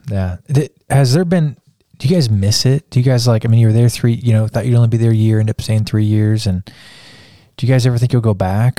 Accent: Kansas, United States; now in Texas, United States; where I grew up in Kansas

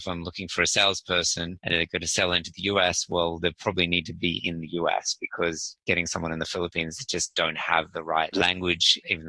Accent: Sydney, New South Wales, Australia; I'm actually from Sydney, Australia, 46 years old.

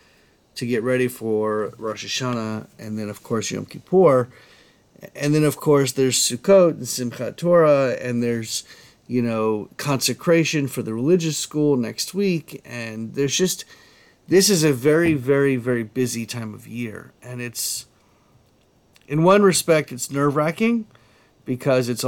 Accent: Columbia, South Carolina, United States; now in Florida, United States; I'm from Columbia, South Carolina.

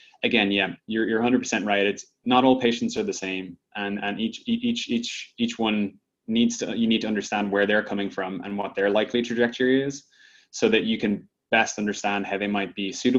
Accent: Ireland; now in United States; when I came to the States from Ireland originally.

